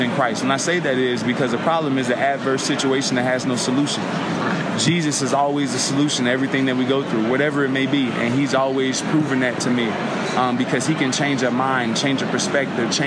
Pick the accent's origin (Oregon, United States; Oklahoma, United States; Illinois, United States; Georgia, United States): Illinois, United States; Chicago; I'm from Southside Chicago, right in the middle of gang territory